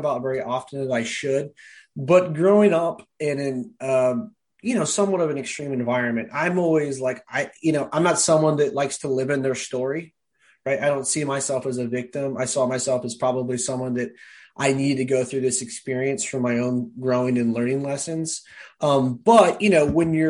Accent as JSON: {"language": "English", "town": "Cloverdale", "region": "California", "country": "United States", "tie": "born or raised there", "also_born_or_lived": "San Diego, California", "said": "I'm from Cloverdale, California. Probably nobody listening to this has heard it unless you're from there. So I grew up in Sonoma County, the last city in Sonoma County"}